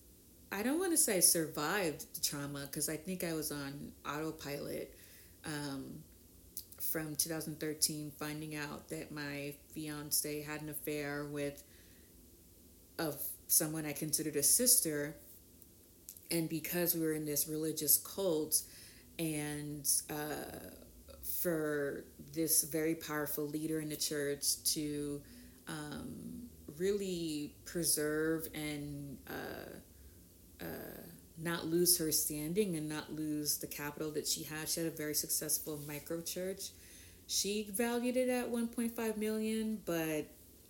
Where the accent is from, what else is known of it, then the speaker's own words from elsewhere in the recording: Boston, Massachusetts, United States; also born or lived in Haiti / Mattapan, Massachusetts; I was born in Haiti. I was trafficked to Boston.